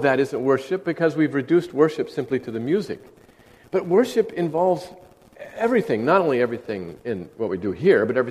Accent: Northern California, United States; moved away as an adult; now in Southern California, United States; I grew up in Northern California

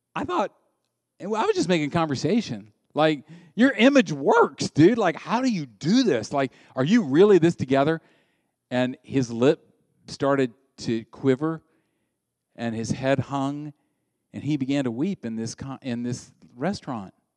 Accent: the South, United States; I grew up in the South

